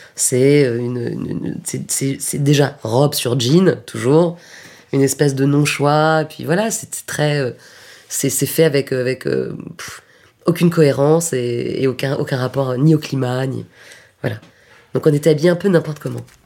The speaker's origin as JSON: {"language": "French", "town": "Paris", "region": "Île-de-France", "country": "France", "tie": "born or raised there", "also_born_or_lived": "Lyon", "said": "moi je suis parisienne, mais j'ai étudié à Lyon à un moment"}